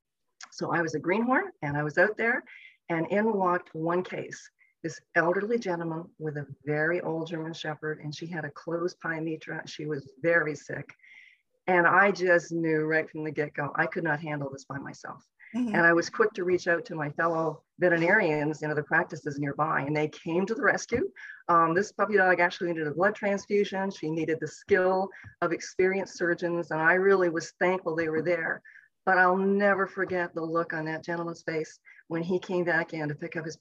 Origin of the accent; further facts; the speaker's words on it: outside of Toronto, Ontario, Canada; moved away as an adult; also born or lived in Llanelli, Wales / Guelph, Ontario; now in United States; I was actually born in Llanelli, Wales, but my parents came over to Canada when I was about 2 years old. So sadly, I don't have a nice Welsh accent, which I wish I had. But I grew up outside of Toronto, Ontario